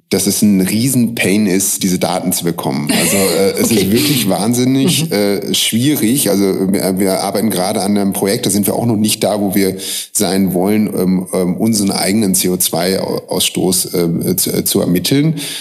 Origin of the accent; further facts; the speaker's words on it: Münster, North Rhine-Westphalia, Germany; also born or lived in Hamburg; now in Vienna, Austria; ich komme aus Münster, aber bevor ich nach Wien, äh, gezogen bin, habe ich mehrere Jahre in Hamburg gelebt